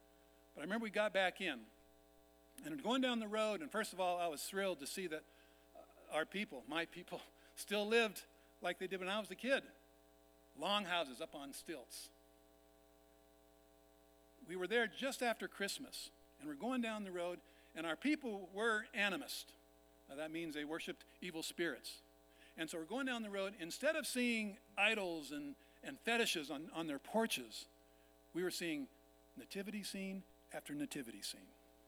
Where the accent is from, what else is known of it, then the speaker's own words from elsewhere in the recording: Vietnam; You heard that I was born and raised in Vietnam. My parents worked with the biggest tribe in Vietnam called the Jirai, lived up in the mountains.